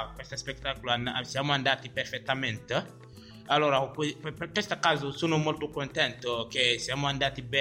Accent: Mali; Italian is a second language; moved away as an adult; now in Italy; vengo dal Mali, ho 22 anni, anche sto frequentando in scuola media qua. Sono qua in Italia un anno e mezzo, ancora sto chiedendo protezione internazionale

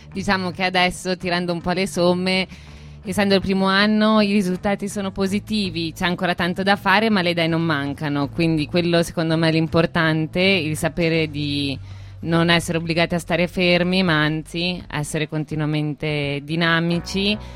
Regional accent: Trento, Trentino-Alto Adige, Italy; Ah, sto imparando il dialetto noneso. Io da trentina cittadina mi sto

